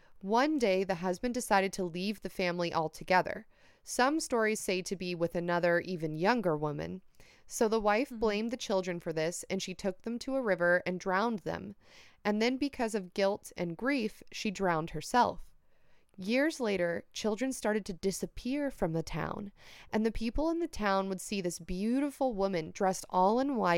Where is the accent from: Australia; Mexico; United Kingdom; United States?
Mexico; Mexico City; I'm from Mexico City, and over here in my country and in some other Latin American countries